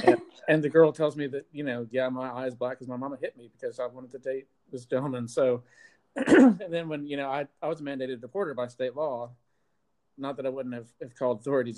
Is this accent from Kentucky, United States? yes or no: yes; Pikeville, Kentucky, United States; moved away as an adult; also born or lived in Detroit, Michigan / West Virginia; now in Atlanta, United States; I spent my formative years there. I was born in Detroit and lived in the suburbs until I was 8. And then my parents were both from Pikeville, the Pikeville area, and moved us back there. So I spent my high school and college years there.